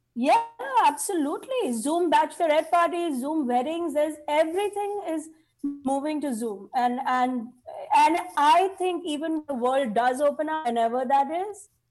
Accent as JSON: {"language": "English", "country": "India", "moved": "yes", "lives_now": "United States", "said": "I have so many kids because I'm Indian"}